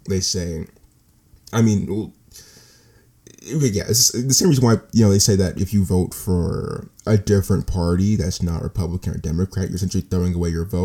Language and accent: English; United States; as an American citizen